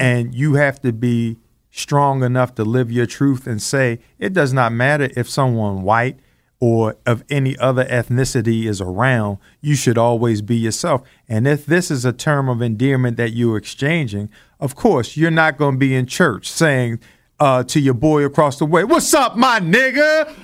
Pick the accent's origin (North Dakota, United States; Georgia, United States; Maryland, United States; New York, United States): Maryland, United States; Baltimore; also born or lived in Randallstown, Maryland; growing up in Baltimore, Maryland in the 70s